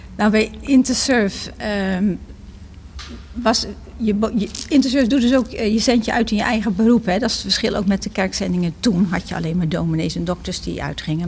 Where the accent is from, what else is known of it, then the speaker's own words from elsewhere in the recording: Bergambacht, South Holland, Netherlands; moved away as an adult; also born or lived in Nepal; now in Gouda, Netherlands; ik ben geboren in Bergambacht. Dat ligt hier 10 kilometer ten zuiden van Gouda. Maar ik ben al op mijn negentiende naar Gouda gekomen